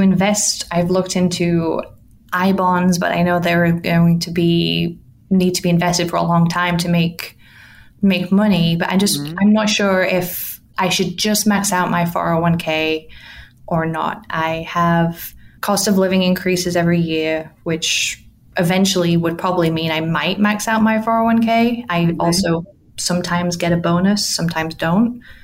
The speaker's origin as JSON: {"language": "English", "region": "England", "country": "United Kingdom", "moved": "as an adult", "lives_now": "United States", "said": "I'm originally from England. I moved here 15 years ago"}